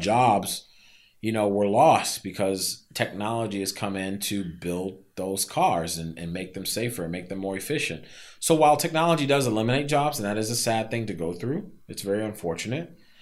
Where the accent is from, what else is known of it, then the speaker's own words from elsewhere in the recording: Silver Spring, Maryland, United States; also born or lived in Baltimore, Maryland; I'm from Silver Spring.